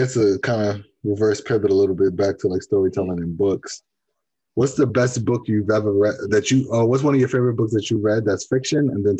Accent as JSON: {"language": "English", "area": "Long Island", "region": "New York", "country": "United States", "tie": "born or raised there", "also_born_or_lived": "Bronx, New York", "said": "I grew up in Long Island. So, like, although I was born in the Bronx, I grew up in Long Island. So, it's very segregated."}